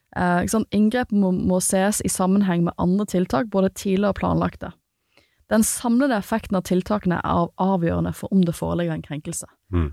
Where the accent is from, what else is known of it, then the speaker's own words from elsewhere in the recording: Western Norway, Norway; jeg har vokst opp på Vestlandet